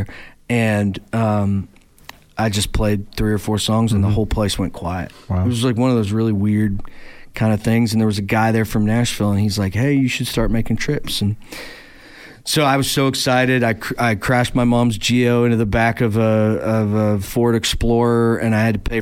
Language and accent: English; Spirit River, Alberta, Canada; moved away as an adult; now in Fairview, Tennessee, United States; I was born in Spirit River, north of Grand Prairie, and then I played hockey there for years.